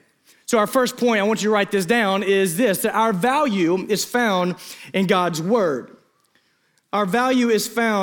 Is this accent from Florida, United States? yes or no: no; Eastern Arkansas, United States; growing up in Eastern Arkansas